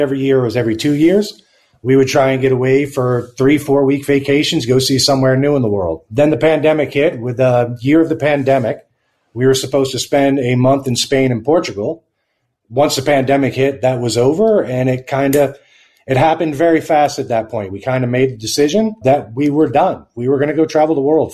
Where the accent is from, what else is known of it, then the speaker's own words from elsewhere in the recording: Tampa, Florida, United States; moved away as an adult; also born or lived in Bahamas / Canada; I grew up in Tampa, Florida.